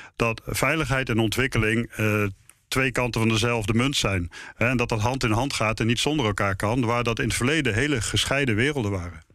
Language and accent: Dutch; Netherlands; omdat ik uit Nederland kwam